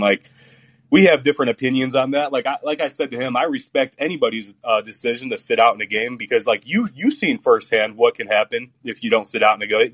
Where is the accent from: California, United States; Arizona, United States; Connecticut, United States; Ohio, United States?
Ohio, United States; Cleveland; moved away as an adult; also born or lived in Lorain, Ohio; now in Tennessee, United States; I was born in Cleveland. I lived all over Ohio, really, man. I lived in like Lorain, Cleveland. I lived everywhere. So. Okay. But Cleveland is my hometown for sure